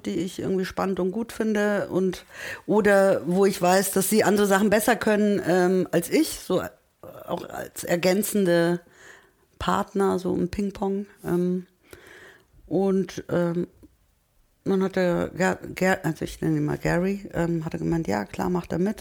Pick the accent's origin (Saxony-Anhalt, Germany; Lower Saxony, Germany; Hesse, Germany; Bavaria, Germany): Bavaria, Germany; Munich; German is a second language; also born or lived in Turkey; als Münchner